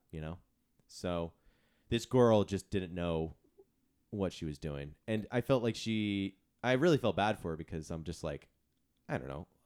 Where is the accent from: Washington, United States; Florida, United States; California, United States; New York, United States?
California, United States; San Diego; moved away; my hometown of San Diego